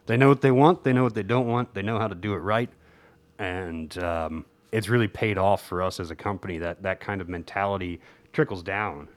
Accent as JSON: {"language": "English", "region": "New Jersey", "country": "United States", "tie": "born or raised there", "said": "as a kid growing up in New Jersey"}